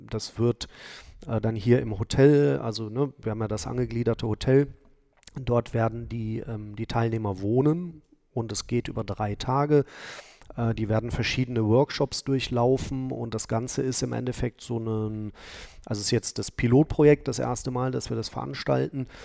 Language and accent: German; Cologne, North Rhine-Westphalia, Germany; born there; also ich bin zwar gebürtiger Kölner, also äh, aus der anderen Stadt